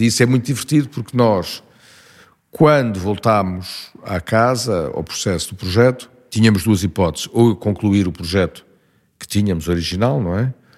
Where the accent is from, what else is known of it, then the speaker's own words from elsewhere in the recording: Lisbon, Portugal; tudo se diz Lisboa. Estudei, vivo, é trabalhei